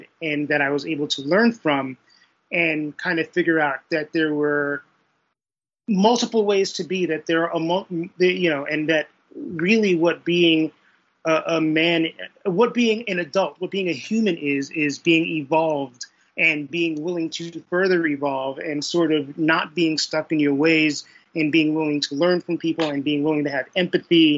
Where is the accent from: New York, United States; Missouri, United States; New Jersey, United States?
New York, United States; New York City; I grew up in Brooklyn, New York in the 1980s and early 1990s